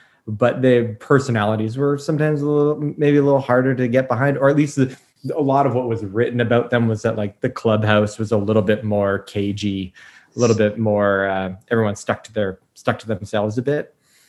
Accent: New York, United States; moved away; I grew up in New York. And as a kid, I was a big Yankee fan. And I was growing up in like the late 90s

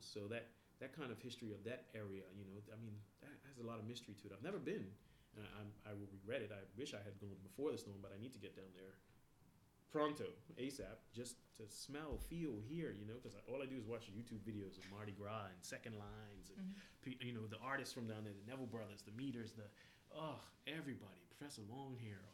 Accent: Bermuda; moved away as an adult; now in Canada; I'm from Bermuda

